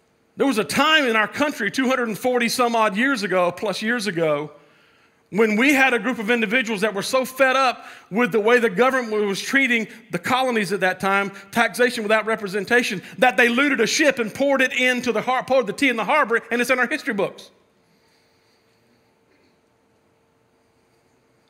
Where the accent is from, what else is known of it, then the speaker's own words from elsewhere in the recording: United States; I love being American.